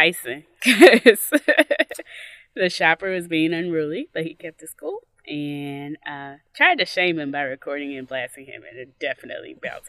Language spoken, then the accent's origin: English; Nigeria; As a Nigerian